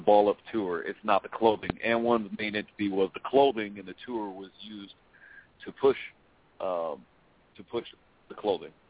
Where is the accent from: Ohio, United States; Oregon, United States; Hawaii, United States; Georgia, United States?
Oregon, United States; my home state. They came to Oregon.